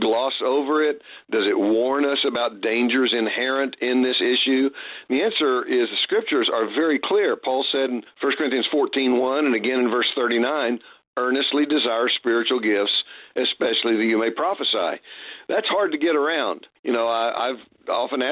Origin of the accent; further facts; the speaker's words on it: United States; also born or lived in Oklahoma / Texas; I was raised Southern Baptist in Oklahoma and Texas